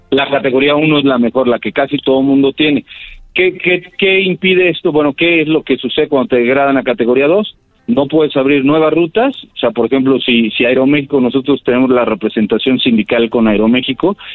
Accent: Mexico; Entonces esto realmente nos afecta directamente a los mexicanos y a las aerolíneas mexicanas.

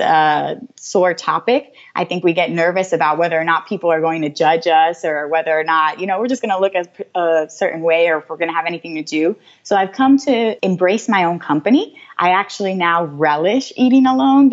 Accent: United States; as an American

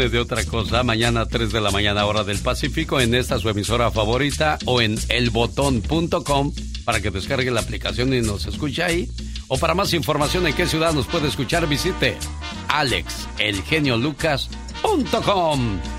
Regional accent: Oaxaca, Mexico; moved away; Porque un día salí de Oaxaca, pero Oaxaca nunca salió de mí.

